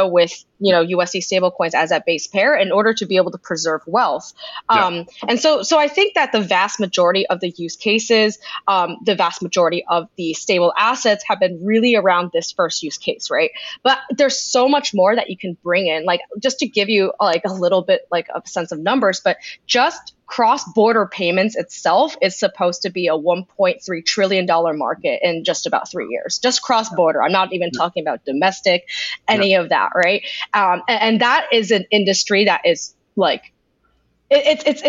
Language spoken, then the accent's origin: English; United States; as an American